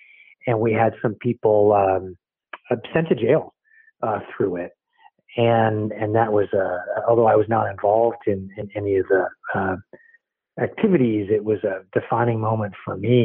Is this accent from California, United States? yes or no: yes; San Francisco Bay Area, California, United States; also born or lived in Virginia; I was there through early elementary school, and then my dad got a job transfer to the Bay Area, San Francisco Bay Area. So I moved out, really grew up in the Bay Area and through high school